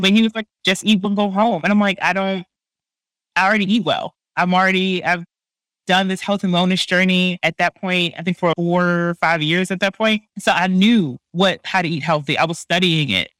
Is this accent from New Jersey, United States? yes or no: no; Baltimore, Maryland, United States; now in Bay Area, United States; I live in the Bay Area, but I'm from Baltimore